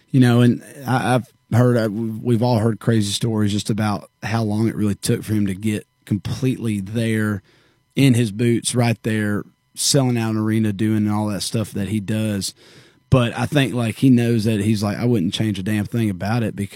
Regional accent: Warner Robins, Georgia, United States; now in Nashville, United States; Warner Robins, Georgia.

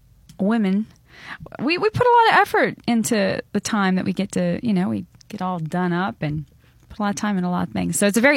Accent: Montana, United States; born or raised there

